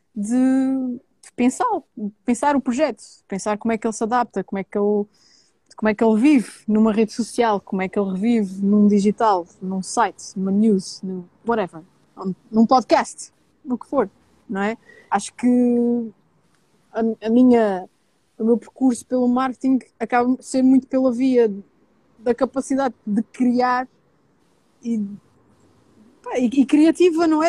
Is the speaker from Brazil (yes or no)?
no; Terceira Island, Azores, Portugal; also born or lived in mainland Portugal; nascida e criada na Ilha Terceira, nos Açores